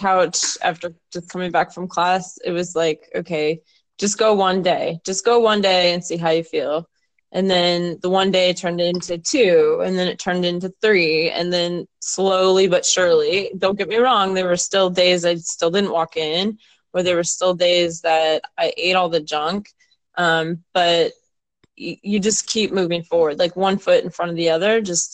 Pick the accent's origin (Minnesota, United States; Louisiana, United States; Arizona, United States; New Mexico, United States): Minnesota, United States; I'm from Minnesota